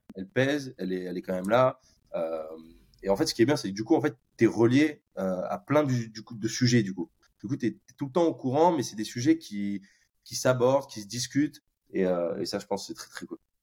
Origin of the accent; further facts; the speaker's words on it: Bordeaux, Nouvelle-Aquitaine, France; moved away as an adult; now in Dublin, Ireland; je viens de Bordeaux, euh, donc euh, en France.